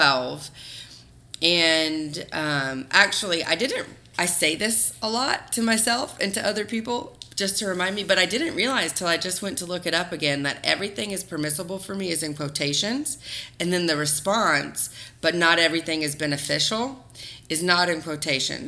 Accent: the South, United States; growing up in the South and in the Bible Belt

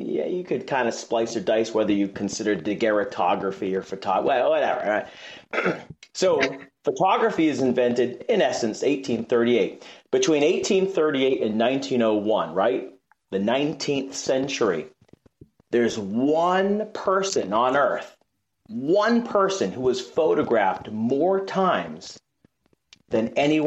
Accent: Boston, Massachusetts, United States; I'm from Boston

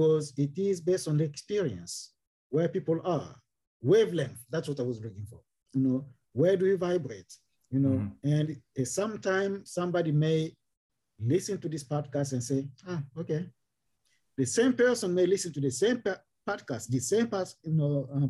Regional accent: DR Congo; I am from Democratic Republic of Congo

